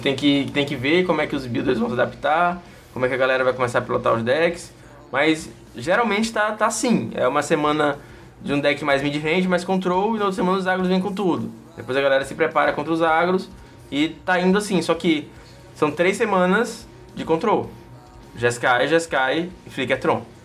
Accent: Northeast Region, Brazil; accent: nordestino; meu sotaque nordestino normal

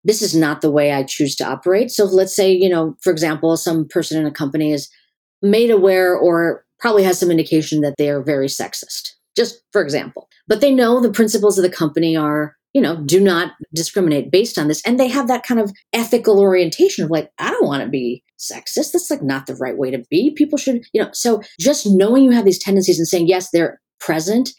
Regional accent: Chicago, Illinois, United States; also born or lived in California / North Carolina / Pennsylvania; now in Florida, United States; I've lived everywhere. I was in California before that, North Carolina. I grew up in Chicago.

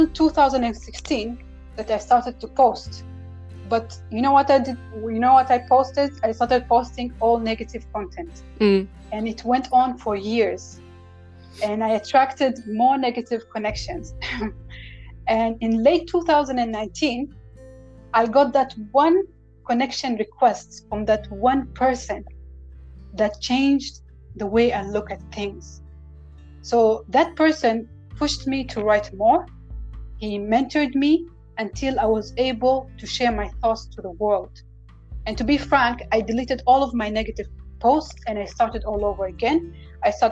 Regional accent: Oman; I'm from the Sultanate of Oman

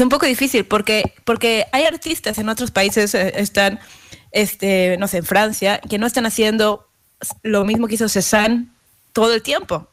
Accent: Mexico; now in United States; yo como mexicana

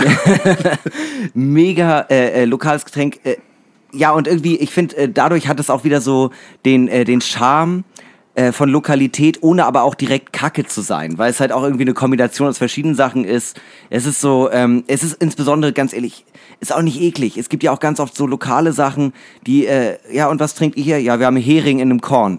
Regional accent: Northern Germany, Germany; als Norddeutscher

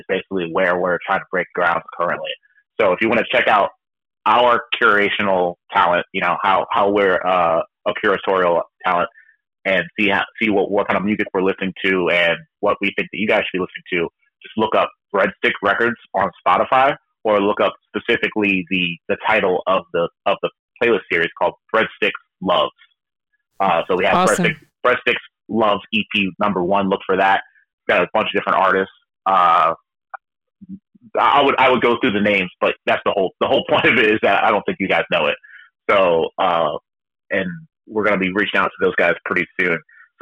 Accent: New Hampshire, United States; I'm from New Hampshire

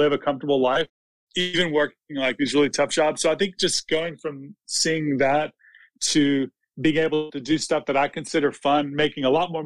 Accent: Mississippi, United States; also born or lived in Los Angeles; I'm from Mississippi

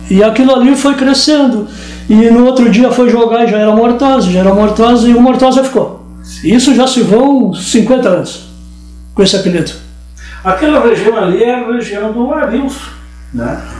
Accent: Pelotas, Rio Grande do Sul, Brazil; eu nasci, nasci em Pelotas, uma família de dez irmãos. Hoje nós somos oito. E nasci ali é, em frente ao. agora onde é o IFSU, que era a antiga ETP.

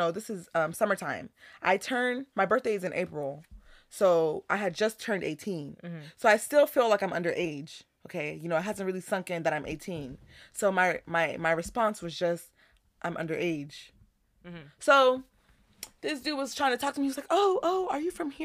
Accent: Houston, Texas, United States; We're from Houston

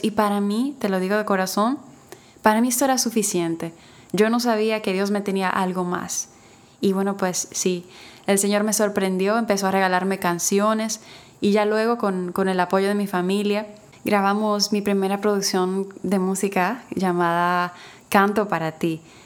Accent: Dominican Republic; aquí en mi país, República Dominicana

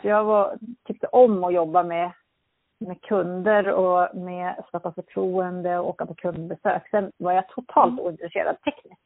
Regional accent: Örnsköldsvik, Västernorrland County, Sweden; moved away as an adult; also born or lived in Härnösand; now in Sundsvall, Sweden; jag är född i Örnsköldsvik i Norrland

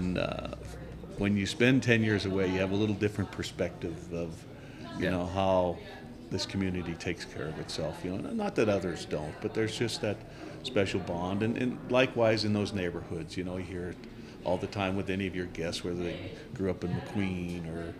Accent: Butte, Montana, United States; also born or lived in Idaho; I wouldn't trade growing up in Centerville for anything.

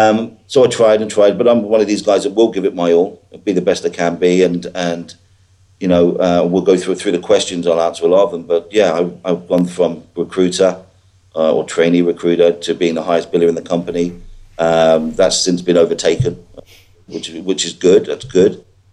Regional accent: Ireland; moved away; But, I came over from Ireland, met my girlfriend, moved over from Ireland in 2005, I think it was, and didn't have a clue about recruitment.

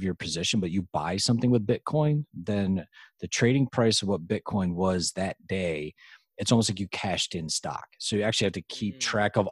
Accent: Western New York, United States; moved away; also born or lived in West Virginia; I'm from Western New York

